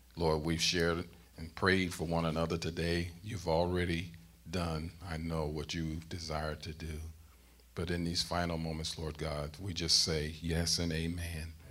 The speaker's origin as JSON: {"language": "English", "town": "St. Louis", "region": "Missouri", "country": "United States", "tie": "born or raised there", "said": "growing up in St. Louis"}